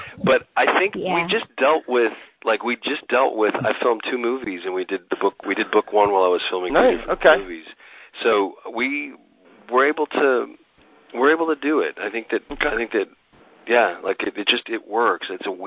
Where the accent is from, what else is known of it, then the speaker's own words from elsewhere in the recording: Reno, Nevada, United States; my hometown, Reno, Nevada